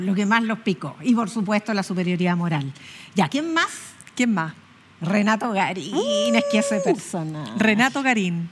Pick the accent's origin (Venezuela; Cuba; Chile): Chile; como chilenos y chilenas